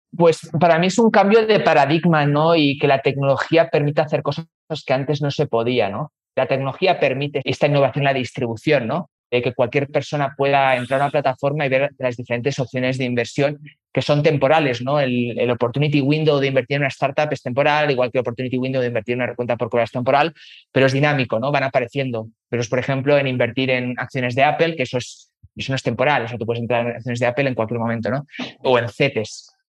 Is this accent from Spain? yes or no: yes; Spain; moved away as an adult; also born or lived in London / Chile; now in Mexico; Pues de dónde vengo, pues yo soy español, eh, tengo 36 años, que llevo pues o sea, 36 años español, pero llevo ya más de 15 años viviendo fuera de España